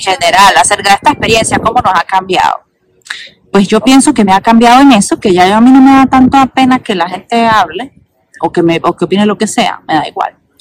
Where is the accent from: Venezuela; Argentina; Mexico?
Venezuela; moved away as an adult; now in Quebec, Canada; nosotros somos venezolanos, vinimos así como que obligados